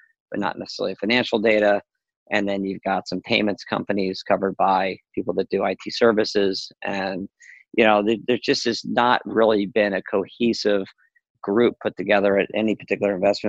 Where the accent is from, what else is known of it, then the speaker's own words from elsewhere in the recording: Philadelphia, Pennsylvania, United States; I'm actually from Philly